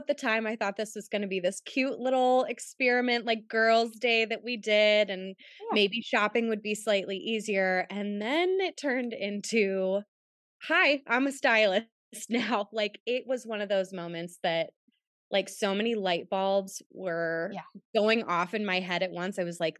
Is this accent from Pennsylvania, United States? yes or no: yes; Pittsburgh, Pennsylvania, United States; And I'm from Pittsburgh.